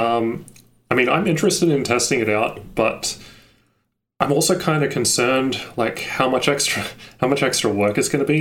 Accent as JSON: {"language": "English", "country": "Australia", "said": "I'm from Australia"}